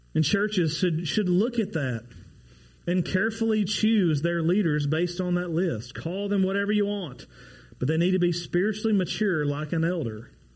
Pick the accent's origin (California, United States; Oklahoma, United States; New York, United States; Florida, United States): Oklahoma, United States; Ardmore; go back to my hometown of Ardmore